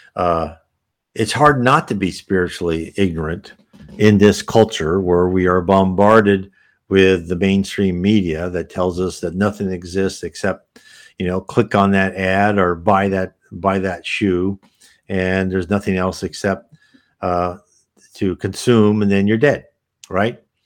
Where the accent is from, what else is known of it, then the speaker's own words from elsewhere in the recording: United States; I was born and raised in the United States